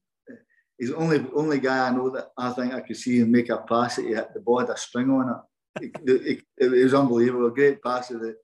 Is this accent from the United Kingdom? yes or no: yes; Scotland, United Kingdom; Being a Scottish lad